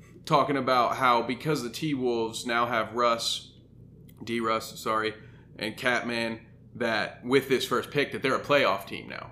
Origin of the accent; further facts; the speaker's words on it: Indiana, United States; I wasn't born in Indiana. I'm fortunate enough to be raised in Indiana